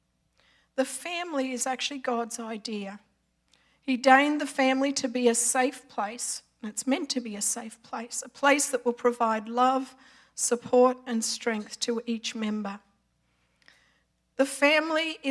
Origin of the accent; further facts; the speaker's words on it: Australia; moved away as an adult; I'm Australian by birth, been here for 31 years